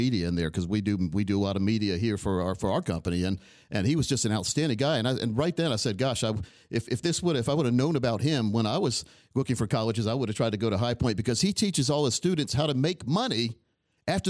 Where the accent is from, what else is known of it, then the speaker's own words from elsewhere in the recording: Scotland County, North Carolina, United States; I grew up in Scotland County, which is only about 20 minutes from The Rock, the speedway there